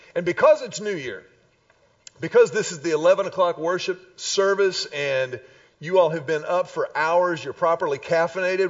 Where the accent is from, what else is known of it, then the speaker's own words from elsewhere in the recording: Houston, Texas, United States; when I was a wee little lad growing up in Houston